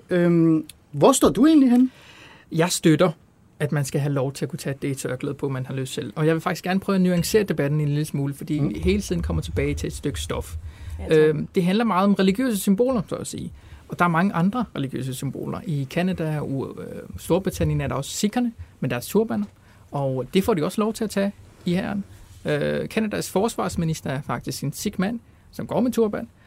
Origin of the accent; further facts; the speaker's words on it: Palestine; jeg er palæstinenser